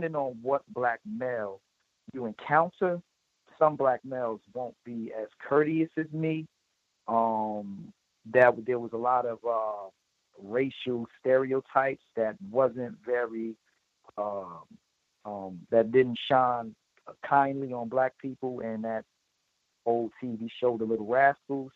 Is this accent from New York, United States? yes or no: no; Newark, New Jersey, United States; I'm from Newark, New Jersey